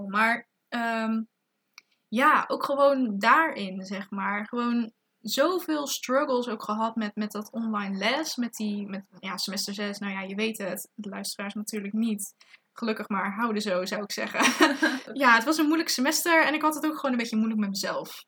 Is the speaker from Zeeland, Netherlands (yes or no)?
yes; Zeeland, Netherlands; moved away as an adult; now in Tilburg, Netherlands; eigenlijk uit Zeeland kom. Maar ondertussen ook gewoon in het eh, interessante Tilburg woon.